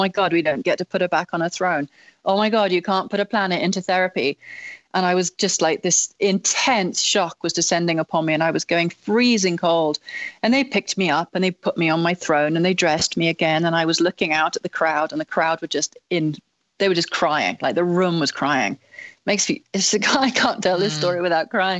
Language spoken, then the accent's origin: English; England, United Kingdom; as an English person